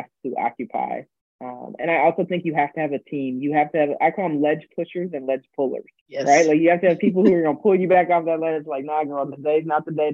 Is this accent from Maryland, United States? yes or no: no; D.C., Virginia, United States; moved away as an adult; also born or lived in Milwaukee, Wisconsin; I grew up on the East Coast, right? So right outside Washington, D.C.